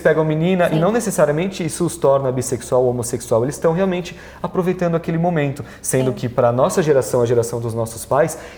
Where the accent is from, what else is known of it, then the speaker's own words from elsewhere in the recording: Brazil; eu sou italiano, sou latino, sou brasileiro